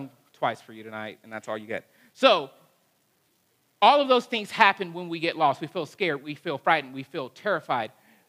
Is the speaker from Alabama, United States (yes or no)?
yes; Huntsville, Alabama, United States; growing up in Alabama